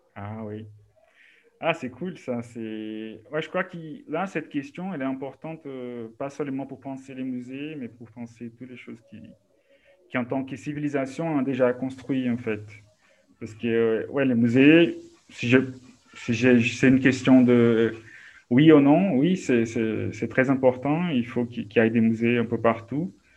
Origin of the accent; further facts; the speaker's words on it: Belo Horizonte, Minas Gerais, Brazil; French is a second language; moved away as an adult; also born or lived in Coronel Fabriciano, Minas Gerais / Paris; je suis né à, à Belo Horizonte, au Barreiro, mais en fait, quand j'étais adolescent, on a déménagé au Coronel Fabriciano, no Vale do Aço, à Minas Gerais